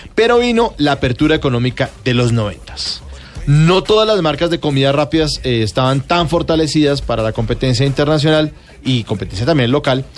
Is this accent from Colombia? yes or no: yes; Colombia; montó un local frente a Unicentro acá en Bogotá